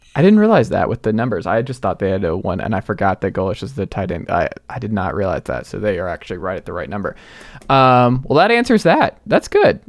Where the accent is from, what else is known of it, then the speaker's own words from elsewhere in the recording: Georgia, United States; back in my home state